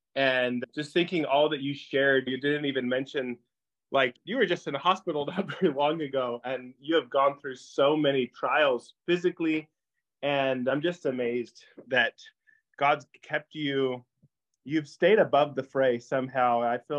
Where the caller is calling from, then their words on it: Tennessee, United States; I'm calling from Tennessee right now, not too far from Asbury, a couple hours.